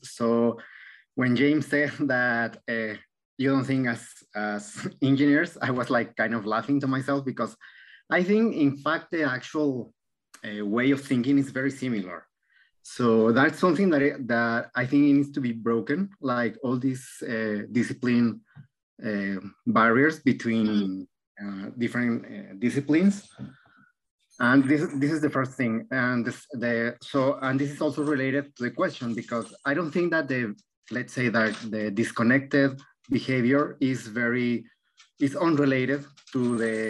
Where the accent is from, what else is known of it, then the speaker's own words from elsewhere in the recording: Mexico; moved away; also born or lived in Argentina; I'm from Mexico